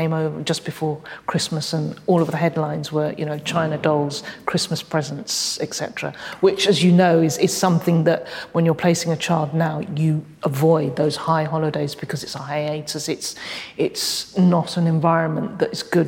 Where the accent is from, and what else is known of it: United Kingdom; born or raised there; first language English; also born or lived in Hong Kong